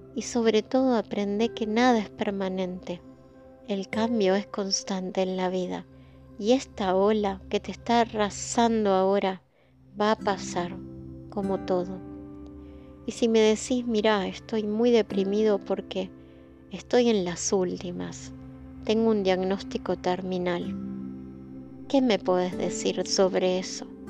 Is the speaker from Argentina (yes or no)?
yes; Argentina; vivimos en países como el nuestro